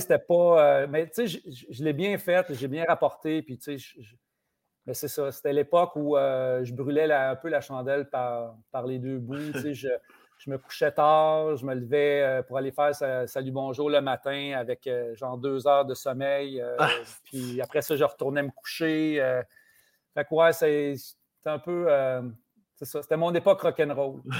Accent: Saint-Ours, Quebec, Canada; now in Longueuil, Canada; on avait ça à Saint-Ours, on avait une cabane à sucre

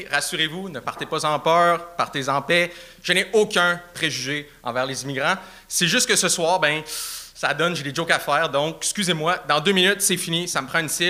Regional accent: Sainte-Foy, Quebec, Canada; Je viens d'où de Québec? Ouais. sainte fois.

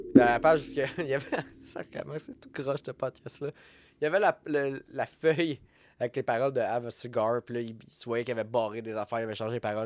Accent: Quebec, Canada

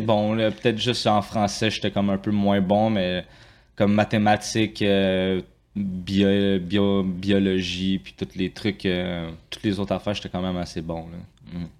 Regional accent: Saint-Hubert, Quebec, Canada; also born or lived in Longueuil; now in Saint-Jean-sur-Richelieu, Canada; je suis né à Longueuil. J'ai vécu pas mal toute euh, ma jeunesse à Saint-Hubert.

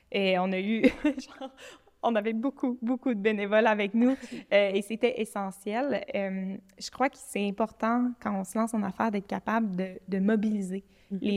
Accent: Montreal, Quebec, Canada; now in Quebec City, Canada; moi, je suis partie de Montréal, puis j'ai déménagé à Québec

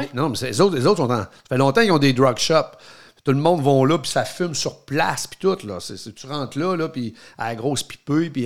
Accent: Quebec City, Quebec, Canada; nous, on vient de Québec

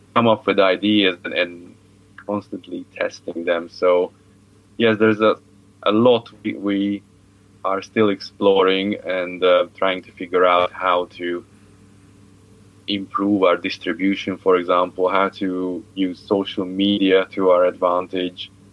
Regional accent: Hungary; moved away; I come from Hungary.

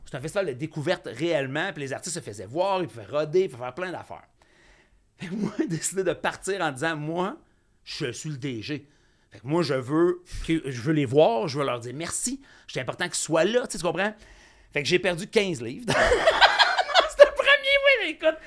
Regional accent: Saint-André, Quebec, Canada; also born or lived in Saint-Lazare, Quebec; je viens de Saint-André, en fait, mais j'ai enseigné à Vaudreuil

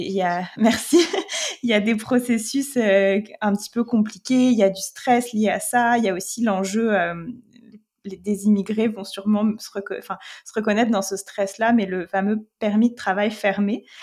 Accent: France; moved away as an adult; now in Quebec, Canada; en tant que Français, Française

